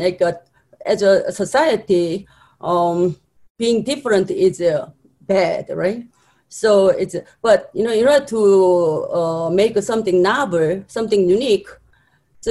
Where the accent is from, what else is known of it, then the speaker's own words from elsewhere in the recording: South Korea; moved away as an adult; now in United States; I'm from Korea